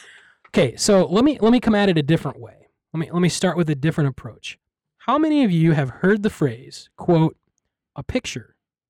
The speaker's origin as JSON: {"language": "English", "region": "Iowa", "country": "United States", "said": "I'm from Iowa."}